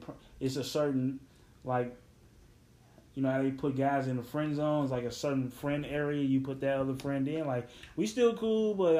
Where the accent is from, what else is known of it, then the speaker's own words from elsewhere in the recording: Chicago, Illinois, United States; I'm from Chicago